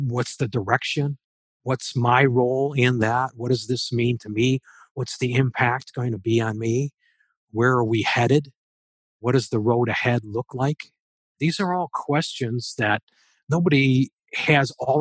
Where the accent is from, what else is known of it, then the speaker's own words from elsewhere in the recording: Allen Park, Michigan, United States; I grew up there near the Big Tire in Allen Park, lifelong Detroit resident.